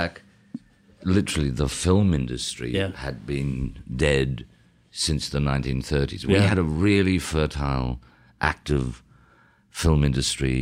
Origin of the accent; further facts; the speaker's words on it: Toowoomba, Queensland, Australia; growing up in Toowoomba